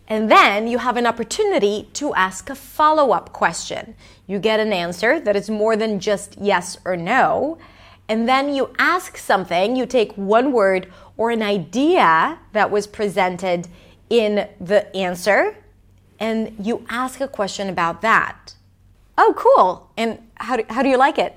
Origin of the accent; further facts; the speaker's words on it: Israel; English is a second language; I'm Israeli, as you may or may not know. I'm not American